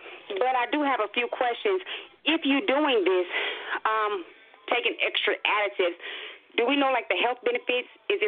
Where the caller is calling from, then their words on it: Louisiana, United States; I'm calling from Louisiana.